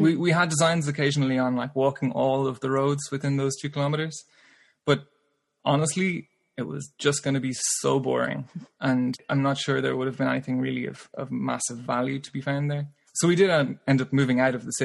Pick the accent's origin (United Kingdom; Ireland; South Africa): Ireland; growing up in Ireland, you know, you're not really afraid of cows